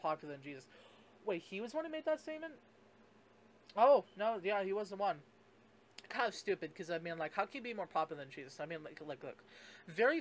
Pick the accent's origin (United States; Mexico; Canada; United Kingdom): Canada; I'm Canadian